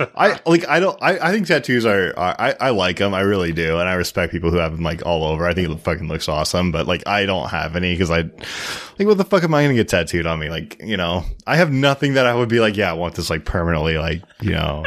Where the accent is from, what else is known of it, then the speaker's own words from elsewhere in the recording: Seattle, Washington, United States; I'm from Seattle